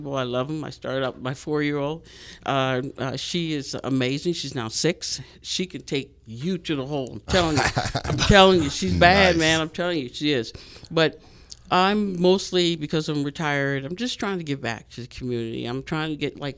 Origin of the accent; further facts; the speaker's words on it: Los Angeles, California, United States; moved away as an adult; now in Las Vegas, United States; I'm from California, of course, but Los Angeles, San Pedro